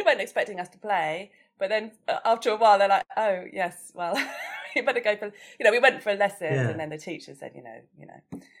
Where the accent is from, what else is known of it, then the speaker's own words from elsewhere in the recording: Chichester, South East England, United Kingdom; moved away; also born or lived in Mill Hill, London; Yeah, I went to primary school down in Sussex. That's where I was born. I'm from Chichester, West Sussex. And I went to school in this brilliant primary school, Bosham.